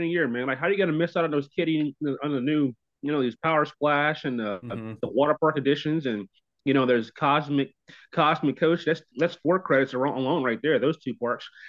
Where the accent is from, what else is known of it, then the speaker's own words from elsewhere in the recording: Kennett, Missouri, United States; I was born in Kennett, Missouri.